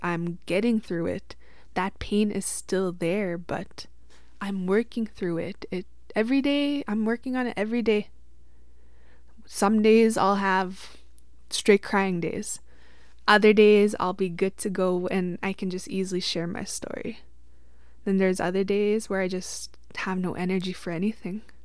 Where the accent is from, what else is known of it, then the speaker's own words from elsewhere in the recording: Witchekan Lake First Nation, Saskatchewan, Canada; I'm from Wichkin Lake First Nation, Treaty Six territory, and that is out here in Saskatchewan. I grew up in the reserve until I was about seventeen